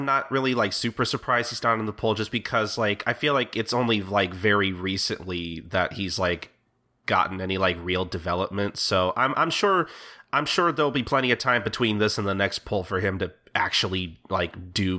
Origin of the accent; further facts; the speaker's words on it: United States; just as an American reader